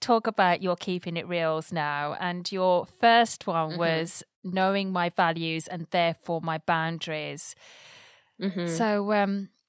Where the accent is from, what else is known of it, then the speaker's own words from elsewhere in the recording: England, United Kingdom; now in Bristol, United Kingdom; because I'm somebody that comes from the Midlands and I try quite hard to hide my actual accent.